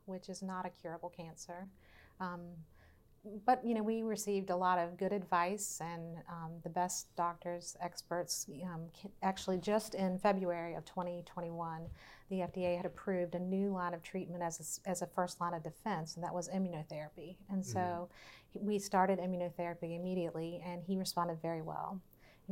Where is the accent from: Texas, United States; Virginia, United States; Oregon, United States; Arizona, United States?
Virginia, United States; Verona; We came from the same hometown